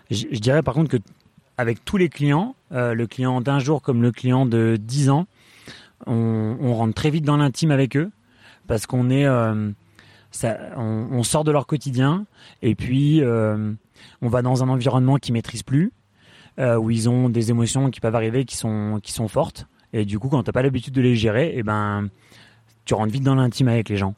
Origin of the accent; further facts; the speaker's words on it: Voreppe, Auvergne-Rhône-Alpes, France; also born or lived in Échirolles; je suis né à, Échirol, à, côté de Grenoble. J'ai grandi à Vorep.